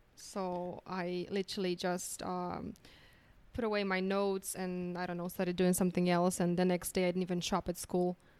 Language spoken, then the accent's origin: English; Poland; English is a second language; moved away as an adult; also born or lived in United States / Ireland / India; now in Medellín, Colombia; I came here from Poland